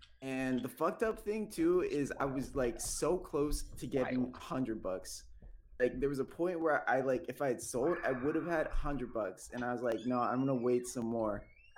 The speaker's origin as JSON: {"language": "English", "town": "San Diego", "region": "California", "country": "United States", "moved": "yes", "lives_now": "Cleveland, United States", "said": "I'm from San Diego, but I'm living in Cleveland now."}